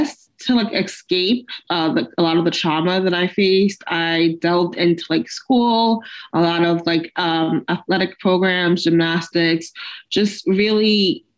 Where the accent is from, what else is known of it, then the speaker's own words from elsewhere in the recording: New York City, New York, United States; I grew up basically in New York City